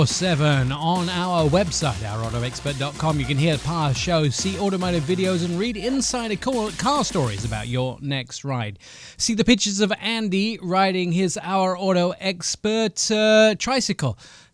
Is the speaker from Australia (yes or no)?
no; England, United Kingdom; I'd have looked like the white pasty boy that I am from England.